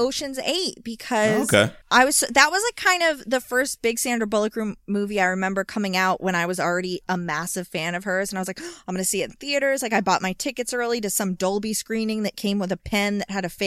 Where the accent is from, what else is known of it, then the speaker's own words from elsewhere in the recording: Georgia, United States; I'm from Georgia